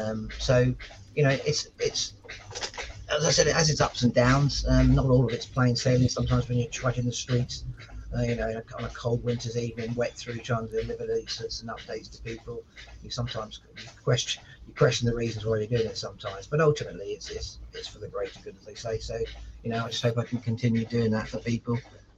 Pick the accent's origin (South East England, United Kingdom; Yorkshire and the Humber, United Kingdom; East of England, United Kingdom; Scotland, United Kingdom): South East England, United Kingdom; Portsmouth; I was born in Portsmouth too. I've lived here all my life, apart from a couple of stints when I've been away through forces and such like.